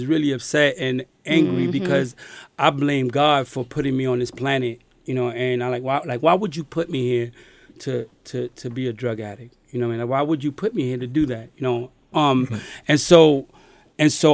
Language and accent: English; New York City, New York, United States; as a Puerto Rican man growing up in New York City